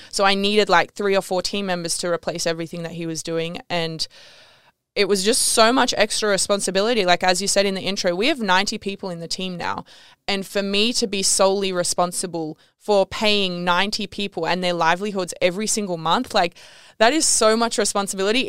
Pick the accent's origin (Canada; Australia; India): Australia; Canberra, Australian Capital Territory; moved away as an adult; also born or lived in Bali; I grew up in Canberra, which if you, you know Canberra, you know that you don't wanna be in Canberra